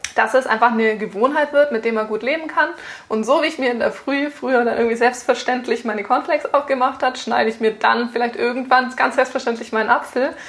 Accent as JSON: {"language": "German", "country": "Germany", "said": "bei uns in Deutschland"}